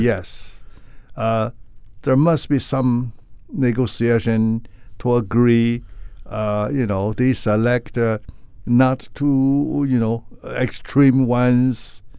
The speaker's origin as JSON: {"language": "English", "region": "Beijing", "country": "China", "tie": "born or raised there", "also_born_or_lived": "Inner Mongolia", "moved": "yes", "lives_now": "San Francisco, United States", "said": "Yeah, I was born there. And when I go back to Beijing, actually, I don't see too many the original Chinese Beijing people like myself."}